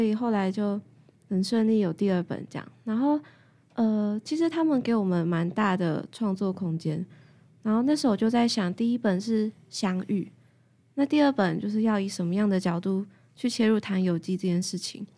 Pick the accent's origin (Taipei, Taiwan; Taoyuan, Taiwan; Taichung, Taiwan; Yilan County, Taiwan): Taoyuan, Taiwan; 我桃园，桃园人，对。桃园人的孩子有泥土的回忆。因为我们家是在郊区哦，然后我外婆有菜园